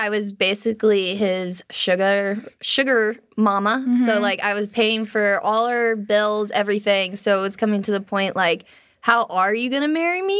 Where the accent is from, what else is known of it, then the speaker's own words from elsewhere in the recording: Georgia, United States; Georgia. Yeah.